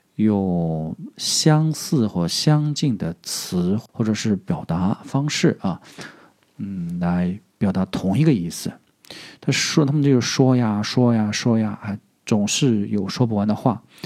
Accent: southern China, China; accent: southern; 我是南方人，所以我的普通话不是那么标准

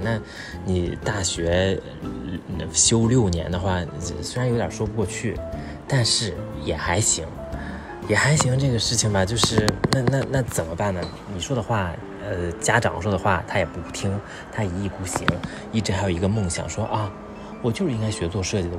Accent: Jiangsu, China; 我的故乡江苏

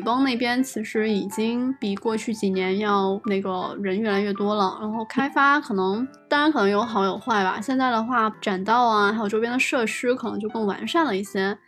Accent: near Shunde, Guangdong, China; 毕竟是我家乡附近

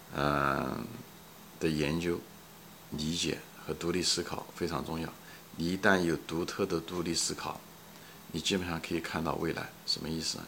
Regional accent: China; 咱们身在中国

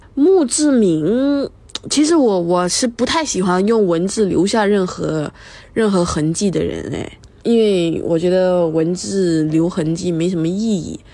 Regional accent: Malaysia; 我是一个辩论员，我是马来西亚人，主席是福建，而我妈呢是个客家人

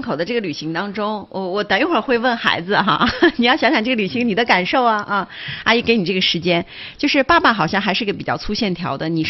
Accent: Qinghai, China; moved away; 其实我们家是青海的，

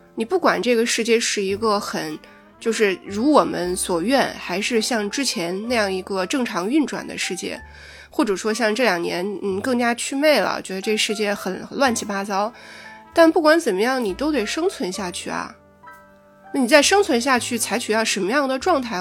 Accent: China; 我们中国人

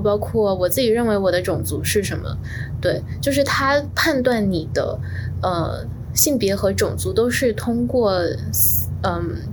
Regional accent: Fuzhou, Fujian, China; moved away as an adult; also born or lived in Beijing; now in New York, United States; 我家乡的，呃，时代广场叫做东街口

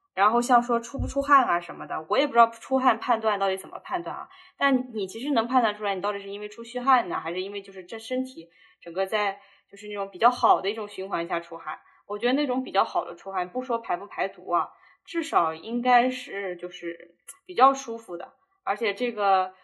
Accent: southern China, China; 我又是在南方长大的

